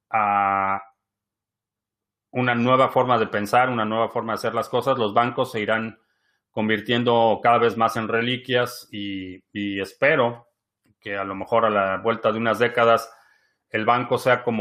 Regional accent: Venezuela; now in Mexico; Oscar, yo soy venezolano viviendo en México y estoy seguro que vamos para el rumbo de Venezuela.

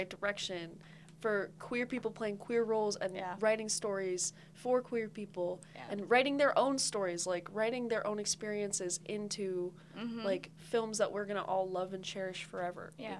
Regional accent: Long Island, New York, United States; I'm from Long Island

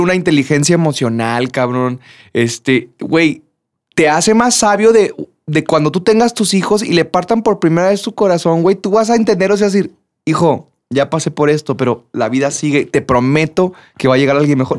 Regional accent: Durango, Mexico; moved away as an adult; also born or lived in Guadalajara; Me fui de, de, de Durango

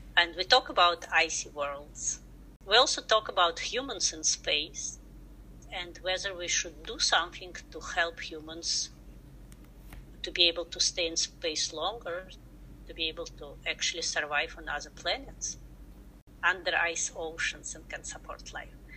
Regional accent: Russia; English is a second language; moved away as an adult; now in United States; I'm originally from Russia, where I got uh, my degrees in science education and my master degree in space research. So right after that, I came to the United States

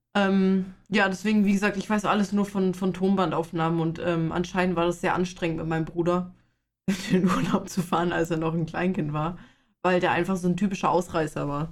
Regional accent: Bavaria, Germany; Ich komme aus Bayern

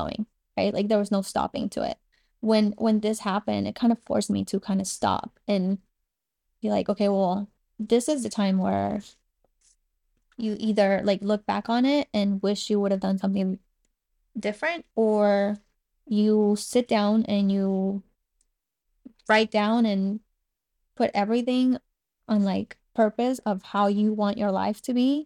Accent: Cuba; born or raised there; first language Spanish; English is a second language; moved away

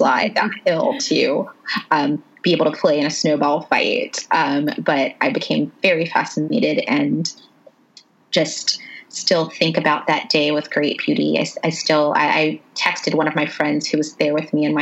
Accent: South Carolina, United States; I was born in South Carolina

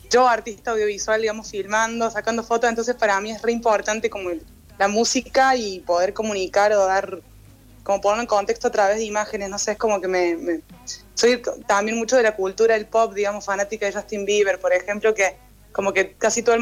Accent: Córdoba, Argentina; porque aquí en Córdoba no suelo, o sea, no, soy tan cordobesa

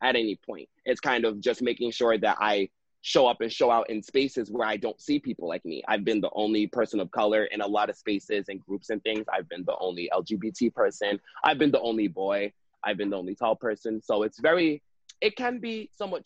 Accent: New York, United States; I was raised in New York

